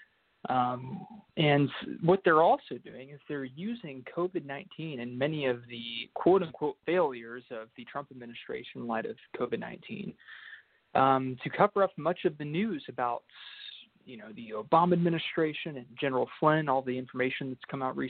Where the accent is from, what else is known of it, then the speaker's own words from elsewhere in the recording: Dallas, Texas, United States; I'm from Dallas, Texas.